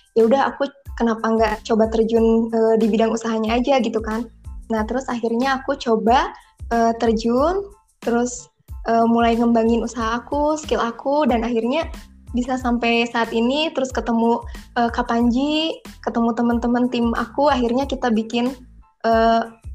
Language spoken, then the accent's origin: Indonesian; Kuningan, West Java, Indonesia; asal dari Kuningan, Jawa Barat